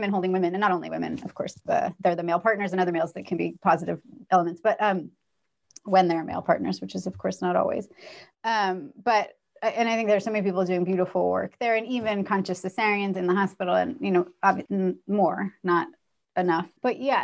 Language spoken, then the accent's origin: English; California, United States; moved away as an adult; also born or lived in New York; I grew up in California, very middle class, not at all upper middle class, and certainly not, but went to New York for college